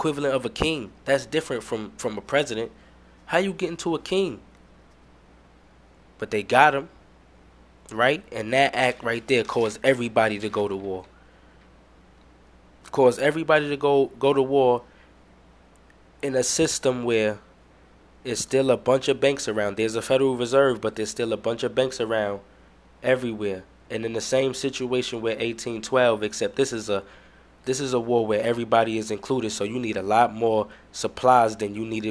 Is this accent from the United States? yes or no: yes; New York, United States; I'm from New York